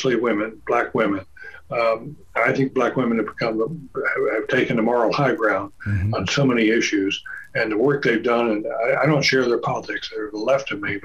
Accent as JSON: {"language": "English", "town": "Durham", "region": "North Carolina", "country": "United States", "tie": "born or raised there", "said": "I grew up in Durham"}